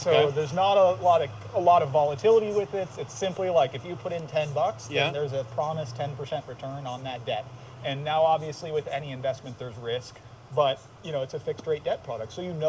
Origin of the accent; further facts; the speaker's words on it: Santa Cruz, California, United States; CEO and co-founder of Climatize, born and raised in Santa Cruz